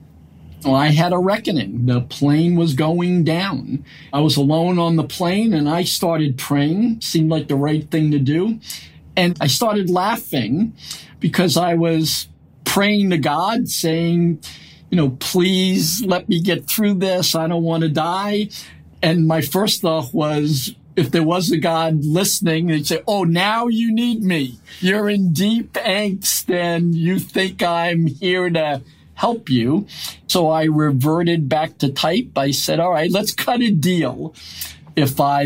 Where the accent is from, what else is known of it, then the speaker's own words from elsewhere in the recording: Lowell, Massachusetts, United States; also born or lived in Brooklyn, New York; We grew up in Lowell, Massachusetts, working in mills